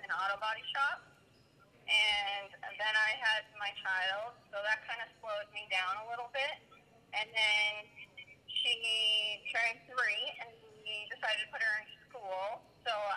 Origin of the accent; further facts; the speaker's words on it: Brockton, Massachusetts, United States; I'm from Massachusetts, Broughton, Massachusetts